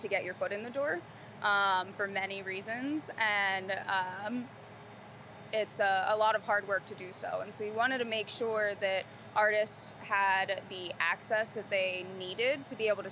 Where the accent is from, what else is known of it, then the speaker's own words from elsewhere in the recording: Philadelphia, Pennsylvania, United States; now in Charlotte, United States; When I came down here, I'm originally from Philadelphia, and I came from a city of murals.